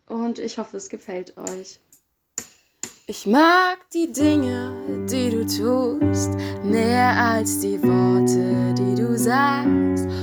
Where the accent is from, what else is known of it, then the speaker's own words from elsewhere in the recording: Fleckeby, Schleswig-Holstein, Germany; ich bin 21 Jahre alt, ich komme aus Fleckebü, das liegt im wunderschönen Schleswig-Holstein.